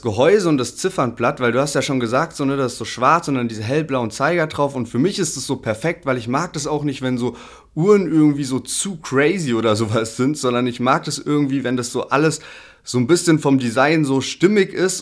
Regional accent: Heidelberg, Baden-Württemberg, Germany; als Heidelberger

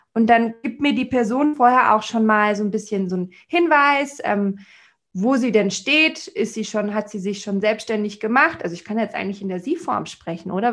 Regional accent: Munich, Bavaria, Germany; wo ich als Münchner Stadttussi mit, meinen, mit meiner Handtasche und allem ankam

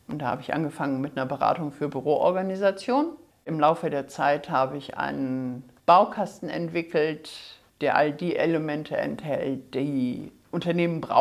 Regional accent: Hamburg, Germany; Ich komme aus Hamburg, bin aber auch sehr, sehr gerne hier unten in Bayern unterwegs, also auch persönlich, nicht nur digital. Lebe in Hamburg seit mittlerweile 40

